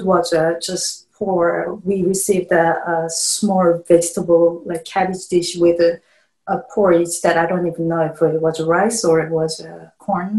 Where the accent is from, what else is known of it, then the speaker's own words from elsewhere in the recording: South Korea; moved away; I grew up in South Korea, so North Korea was always enemy to us.